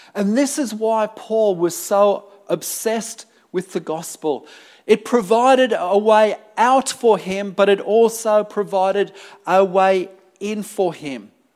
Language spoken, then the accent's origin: English; United Kingdom; also born or lived in Sydney, New South Wales, Australia; now in Melbourne, Australia; I grew up in the UK